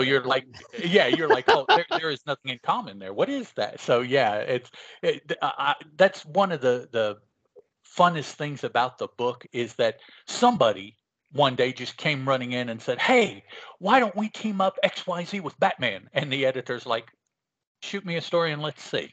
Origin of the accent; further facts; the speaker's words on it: West Virginia, United States; also born or lived in Chicago, Illinois; I was not born uh, in West Virginia, which is where I am now. Um, I was born in Chicago, Illinois. Hmm. When I was little, and we all my, my mom and dad moved us down here to west virginia